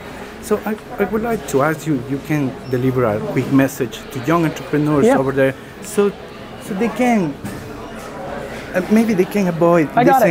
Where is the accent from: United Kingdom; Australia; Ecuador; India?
Ecuador; I'm from Ecuador.